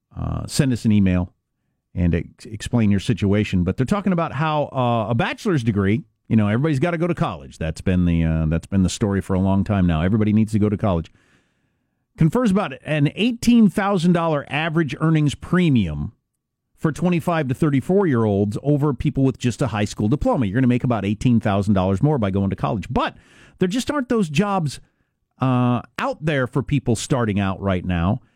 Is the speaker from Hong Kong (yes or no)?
no; Kansas, United States; my home state of Kansas